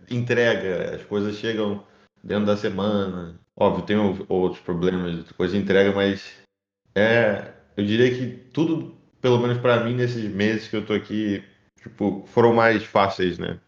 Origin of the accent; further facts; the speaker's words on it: Rio de Janeiro, Brazil; moved away as an adult; now in Sweden; eu sou carioca, cresci